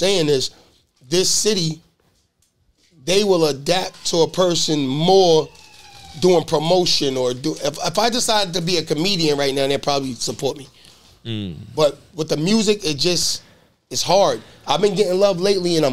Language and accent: English; Boston, Massachusetts, United States; I'm from Boston